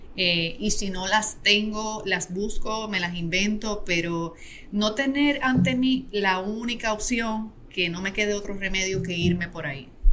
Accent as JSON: {"language": "Spanish", "town": "Adjuntas", "country": "Puerto Rico", "tie": "born or raised there", "said": "yo soy natural de Adjuntas, que es un pueblo aquí en Puerto Rico"}